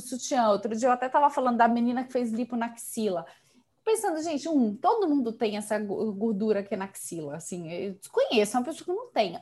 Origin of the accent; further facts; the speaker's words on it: Belo Horizonte, Minas Gerais, Brazil; accent: mineiro; moved away; falar com mineiros é bom pra matar a saudade, só pelo, pelo nosso sotaque maravilhoso